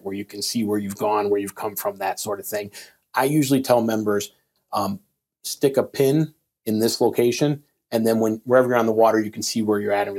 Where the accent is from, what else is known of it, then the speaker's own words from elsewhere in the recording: Midwest, United States; I come from the Midwest where most lakes are about 100 acres.